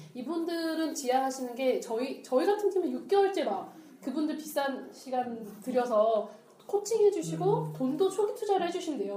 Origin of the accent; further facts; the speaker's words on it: Seoul, South Korea; 저희 집 잠실이었거든요. 쭉 잠실 살았는데